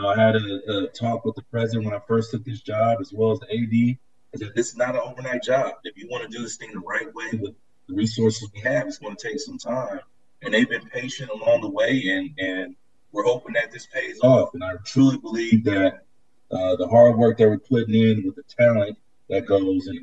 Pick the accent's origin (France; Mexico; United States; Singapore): United States; Bay Area, California; moved away as an adult; also born or lived in San Diego / Chicago; growing up in California, the Bay Area